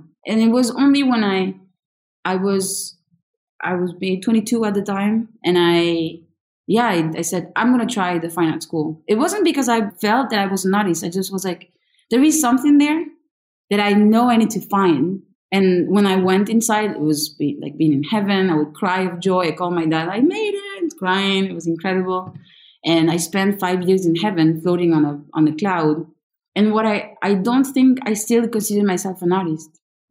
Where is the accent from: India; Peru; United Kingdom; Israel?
Peru; also born or lived in France; really have lived exactly the same amount of years in both countries with back and forths. Many. I was born in France and then I was in Peru at my 9 months till I was 2.5. So at 2 years old, I was in Peru.